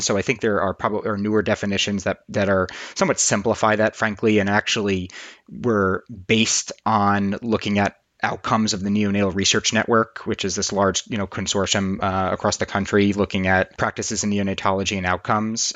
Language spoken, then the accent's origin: English; New York, United States; moved away as an adult; now in Boston, United States; despite being in Boston and doing all my training in Boston, I grew up in New York